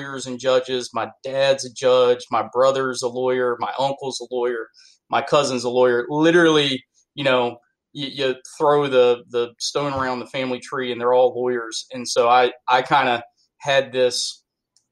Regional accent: Edenton, North Carolina, United States; also born or lived in Raleigh, North Carolina; I grew up in a small town in eastern North Carolina, Edenton. And then I currently reside in Raleigh, North Carolina.

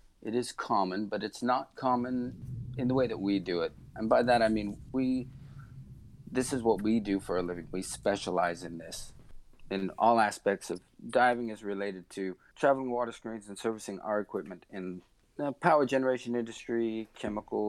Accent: Utah, United States; moved away; I was from Utah

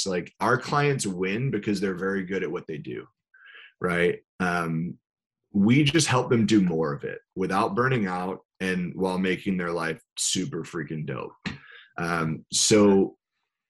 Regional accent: New York, United States; I'm from New York

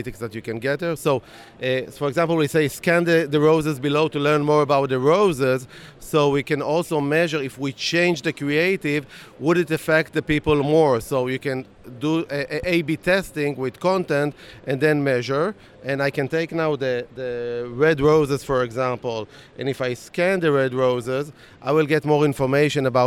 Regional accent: Tel Aviv, Tel Aviv District, Israel; we are from Tel Aviv, from Israel

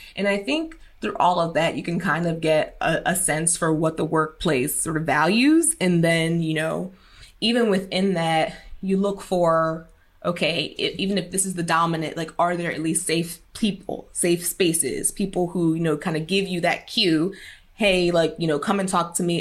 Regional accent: Philadelphia, Pennsylvania, United States; originally I'm from North Philadelphia

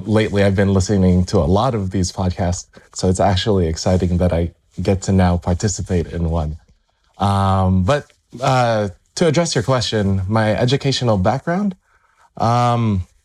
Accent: Las Vegas, Nevada, United States; also born or lived in Irvine, California; I was able to find employment at the local university here in my hometown in Vegas

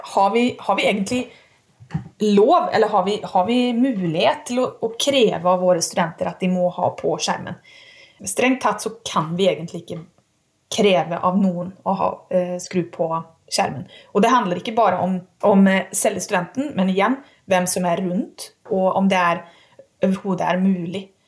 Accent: Sweden; also born or lived in Umeå; now in Norway; Og jeg er svensk.

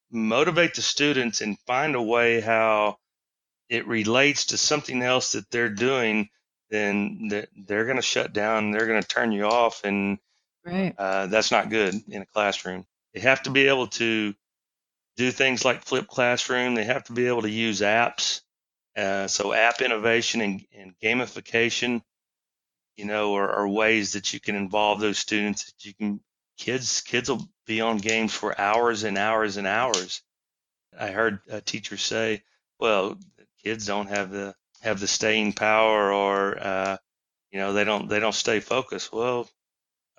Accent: Houston, Texas, United States; I'm from Texas. You know, grew up in down the Houston area

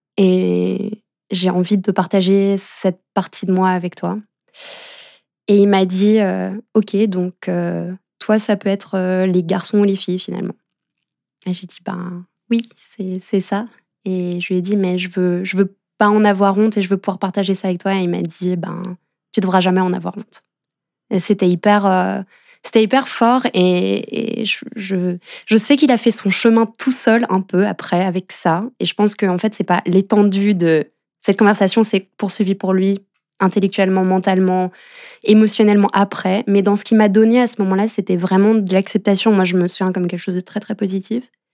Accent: France; moved away as an adult; now in Geneva, Switzerland; j'ai grandi en France

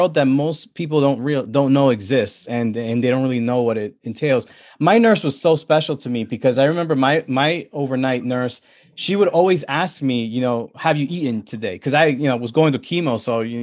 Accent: New York City, New York, United States; I grew up in the Bronx

